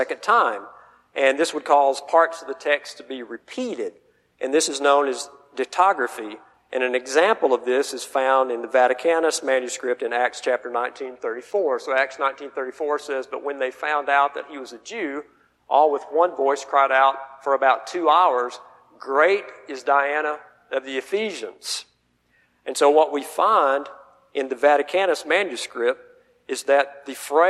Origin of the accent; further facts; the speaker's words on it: the South, United States; I'm from the South